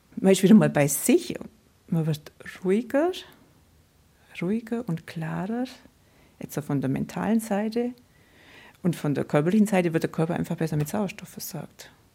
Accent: Nördlinger Ries, Bavaria, Germany; im Nördlinger Ries, wo ich aufgewachsen bin.

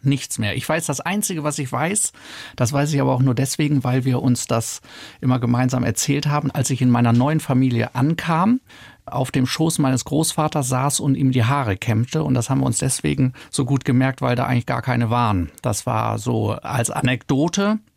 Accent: Oldenburg, Lower Saxony, Germany; moved away; also born or lived in Freiburg; Ich bin ja in Oldenburg aufgewachsen

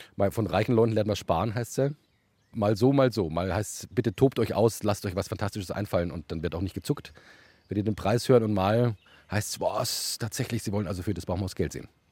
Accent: Munich, Bavaria, Germany; ich war tatsächlich bei München aufgewachsen

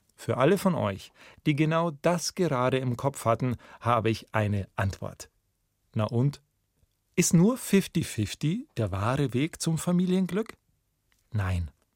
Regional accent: Memmingen, Bavaria, Germany; also born or lived in Munich; meiner Heimatstadt Memmingen

